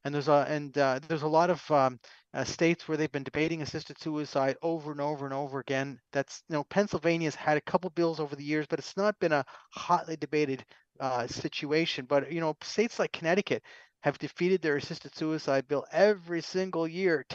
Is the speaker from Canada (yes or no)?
yes; Canada; I'm a Canadian, don't hold that against me, but nonetheless, I'm a Canadian